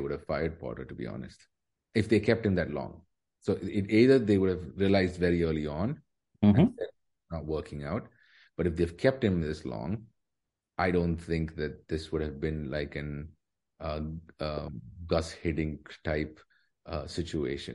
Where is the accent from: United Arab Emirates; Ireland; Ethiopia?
United Arab Emirates; Dubai; I grew up in Dubai.